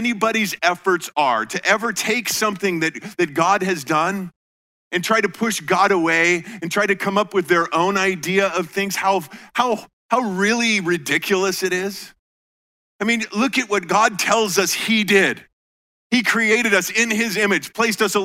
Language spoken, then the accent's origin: English; Colorado, United States; moved away as an adult; also born or lived in Iowa; I grew up in Colorado and, you know, mile high air